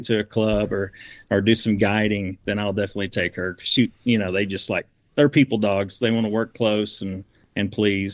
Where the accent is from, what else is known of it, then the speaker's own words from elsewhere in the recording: Southern Missouri, United States; now in Utah, United States; I grew up in Southern Missouri